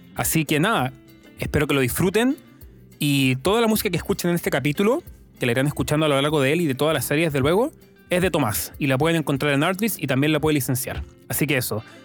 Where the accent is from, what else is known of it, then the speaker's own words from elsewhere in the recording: Chile; como chileno